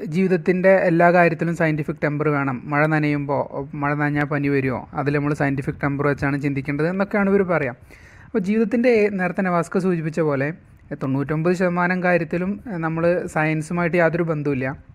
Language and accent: Malayalam; Thrissur, Kerala, India; ഞാൻ തൃശ്ശൂർക്കാരനാണ്